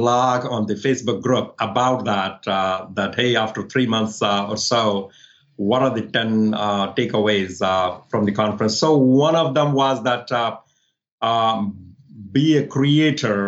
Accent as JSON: {"language": "English", "region": "Delhi", "country": "India", "also_born_or_lived": "New Orleans, United States", "moved": "as an adult", "lives_now": "Northern Virginia, United States", "said": "I was in Delhi living with my parents, doing my master's."}